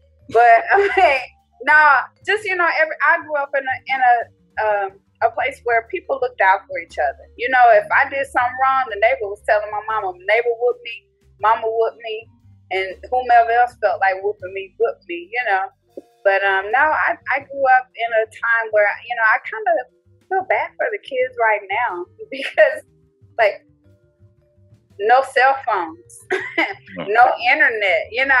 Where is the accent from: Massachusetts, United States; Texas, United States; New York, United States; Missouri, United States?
Texas, United States; also born or lived in Frankfurt, Germany / Georgia / Louisiana; I'm an Army brat. So I was born in Frankfurt, West Germany. So I lived in Germany for a while, lived in Georgia, went to Louisiana, and then came to Texas. And I've been in Texas ever since I was probably in the second or third grade.